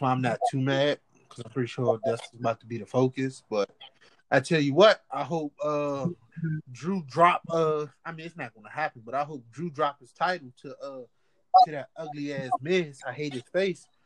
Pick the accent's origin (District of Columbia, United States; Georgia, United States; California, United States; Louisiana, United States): District of Columbia, United States; Washington; accent: DC; my DC accent